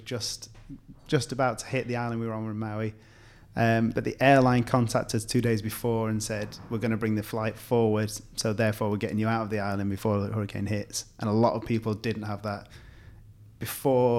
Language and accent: English; England, United Kingdom; I'm English.